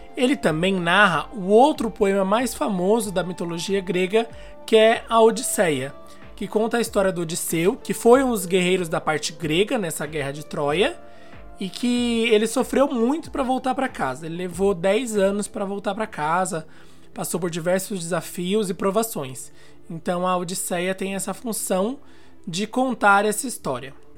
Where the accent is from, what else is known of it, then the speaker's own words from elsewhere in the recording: São Paulo, Brazil; eu sou aqui de São Paulo